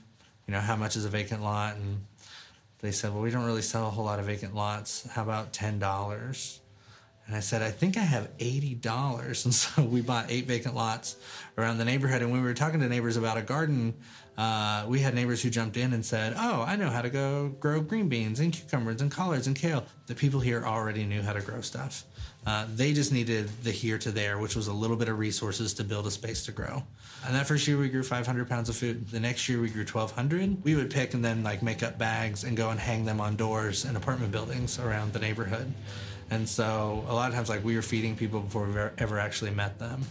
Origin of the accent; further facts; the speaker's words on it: Arkansas, United States; moved away as an adult; I grew up in Arkansas, graduated high school